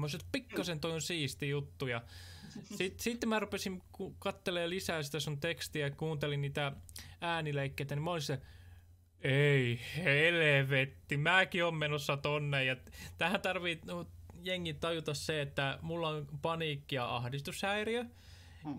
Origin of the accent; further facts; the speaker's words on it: Tampere, Pirkanmaa, Finland; Mä oon kasvanut Tesomalla ristimäessä tarkalleen ottaen